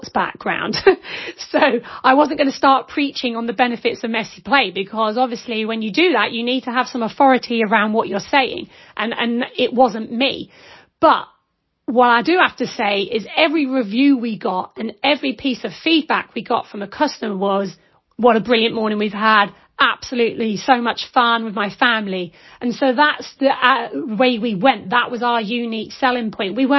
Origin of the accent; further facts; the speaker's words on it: London, United Kingdom; now in Isle of Skye, United Kingdom; I'm originally from London, you can tell that. I'm an Archway girl, Camden